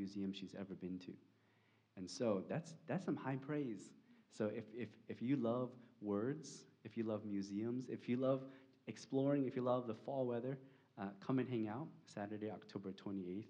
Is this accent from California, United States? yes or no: yes; California, United States; now in Arlington, United States; I'm from California